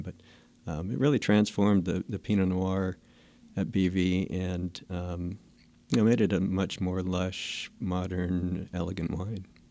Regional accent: Fresno, California, United States; also born or lived in Clovis, California; I grew up in the Fresno area, and actually, in high school, we lived in Clovis

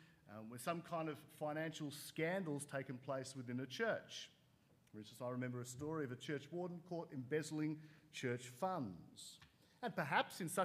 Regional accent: Sydney, New South Wales, Australia; growing up in Sydney

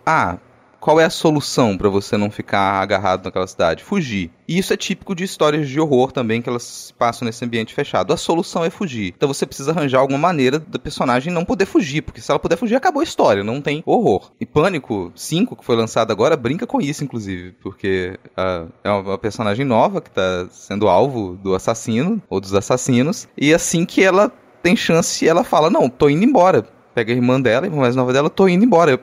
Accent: interior of Minas Gerais, Brazil; moved away; A descrição era muito próxima da cidade onde eu nasci, cara, no interior de Minas

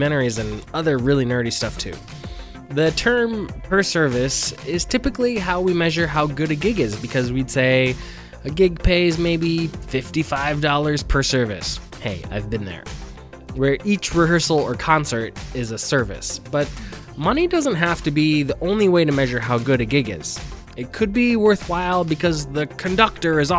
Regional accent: Detroit, Michigan, United States; born and raised in Northwest Detroit.

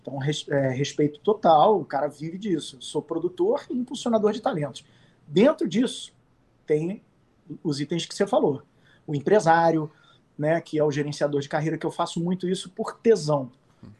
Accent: Rio de Janeiro, Brazil; accent: carioca; moved away as an adult; now in São Paulo, Brazil; eu volto muito na minha Ipanema de infância, que eu fui muito eu fui criado ali no posto 9. E você vê que o sotaque não vai embora

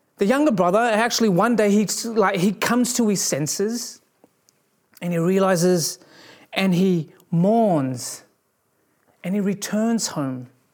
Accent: Australia; growing up in Australia, there were, you know, there were bushfires every year

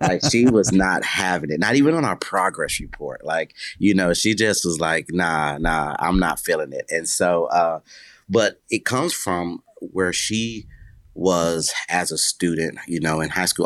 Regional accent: Buffalo, New York, United States; I was born in Buffalo, New York

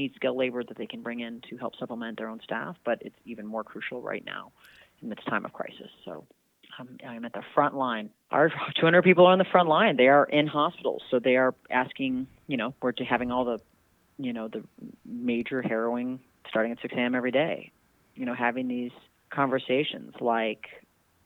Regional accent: Illinois, United States; born or raised there

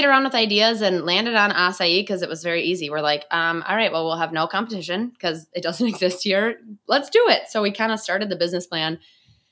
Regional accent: Excelsior, Minnesota, United States; also born or lived in Southern California; I'm from Excelsior, Minnesota, lived here my whole life

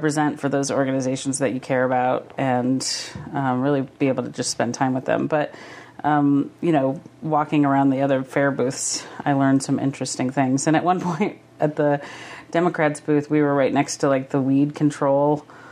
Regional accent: Havre, Montana, United States; Havre's my hometown

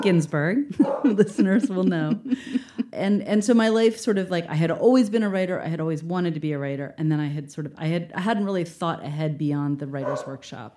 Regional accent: Baltimore, Maryland, United States; moved away; I'm from Baltimore

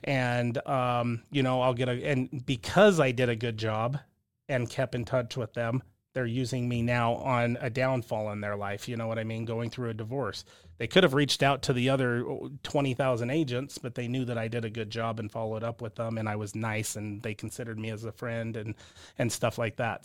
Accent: southern Utah, United States; also born or lived in California; grew up in a small southern Utah town, and then moved up here, you know, for high school

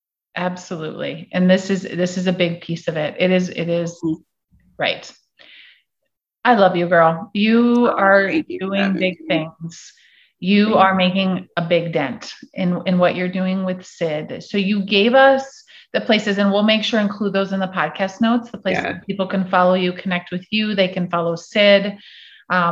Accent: Midwest, United States; because I grew up in the Midwest and I'm white is wrong.

